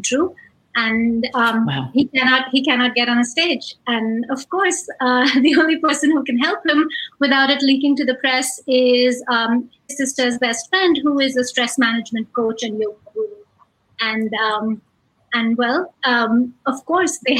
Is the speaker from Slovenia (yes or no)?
no; India; moved away as an adult; now in United States; I grew up in India